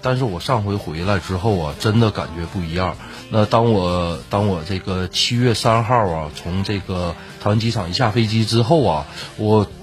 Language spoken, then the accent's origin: Chinese; Northeast China, China; 我们东北人